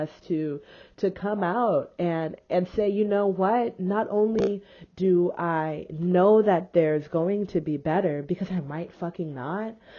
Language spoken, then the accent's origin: English; Houston, Texas, United States; I was raised in Houston, Texas